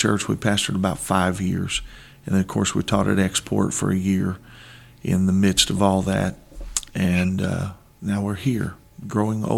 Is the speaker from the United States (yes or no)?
yes; Granite City, Illinois, United States; moved away as an adult; I was born in Granite City, Illinois, 1972